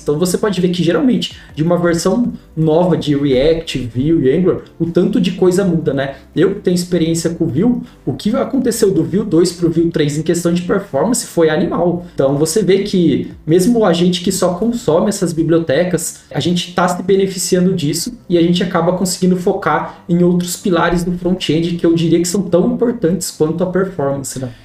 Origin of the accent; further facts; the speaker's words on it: Piracicaba, São Paulo, Brazil; accent: caipira; eu sou de, de Piracicaba, interior de São Paulo. Então, eu sou o famoso caipira aí